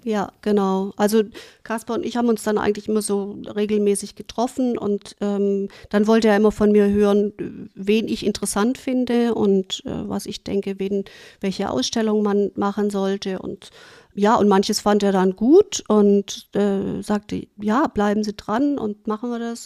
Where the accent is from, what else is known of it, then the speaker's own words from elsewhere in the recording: Germany; also born or lived in New York, United States; in mein Heimatland zurückkehren würde